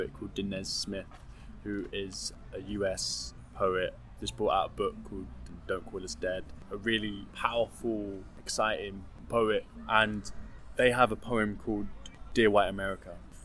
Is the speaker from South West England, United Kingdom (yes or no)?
no; London, United Kingdom; My secondary school was a hearing school with a deaf unit in North London called Blanche Neville